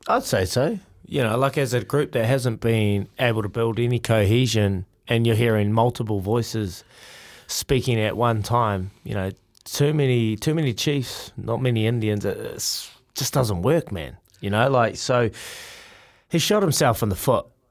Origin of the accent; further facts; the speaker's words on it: Hawke's Bay, New Zealand; growing up in Teowonga, in Hawke's Bay